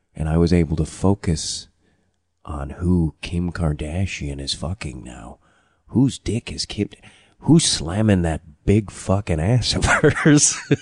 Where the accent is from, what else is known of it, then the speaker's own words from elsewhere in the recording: United States; I'm an American